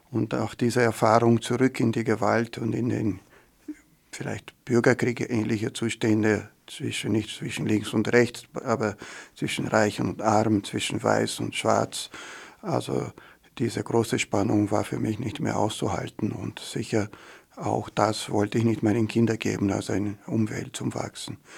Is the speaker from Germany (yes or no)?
no; Rio de Janeiro, Brazil; moved away as an adult; now in Austria; Ja, ich komme aus Rio de Janeiro. Ich bin mit 20 nach Österreich gekommen.